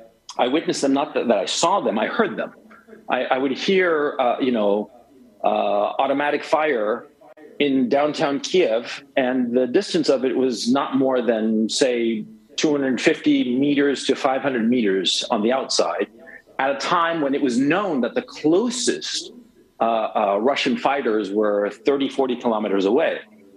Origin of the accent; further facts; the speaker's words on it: Chile; English is a second language; also born or lived in United States; I am from Chile. My accent doesn't make it sound that way. And I grew up, I spent a lot of time in the United States.